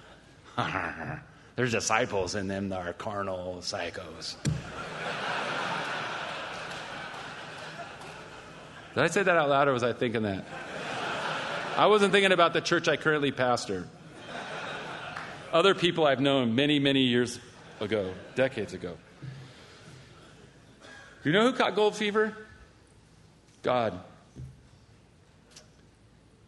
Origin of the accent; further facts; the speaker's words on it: California, United States; I'm from California.